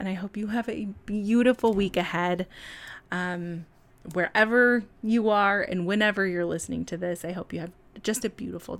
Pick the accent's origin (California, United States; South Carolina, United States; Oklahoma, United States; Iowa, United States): California, United States; it's so wild how I can detect a New York accent in me sometimes. The other thing, what is happening? I'm from California, and that those moments are always so weird.